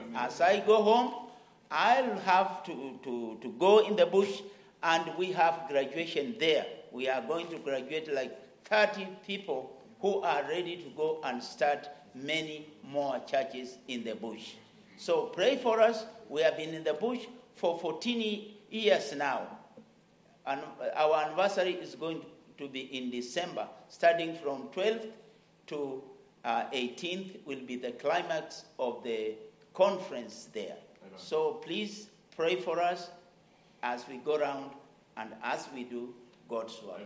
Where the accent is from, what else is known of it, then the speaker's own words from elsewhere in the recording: Kenya; my land, Kenya